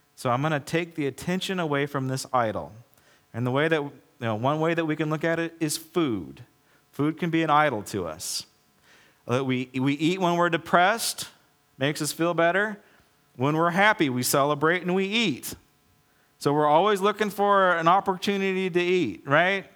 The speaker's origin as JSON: {"language": "English", "country": "United States", "said": "I'm an American"}